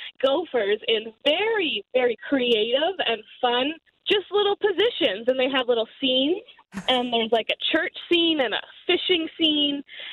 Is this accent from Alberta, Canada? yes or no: yes; Calgary, Alberta, Canada; moved away; also born or lived in Rosthern, Saskatchewan; I'm actually from Calgary, but I went to school in Rossner in Saskatchewan.